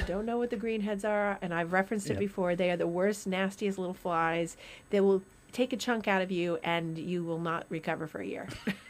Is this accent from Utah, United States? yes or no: no; Rutland, Vermont, United States; moved away; Rutland, Vermont, which is where I'm from.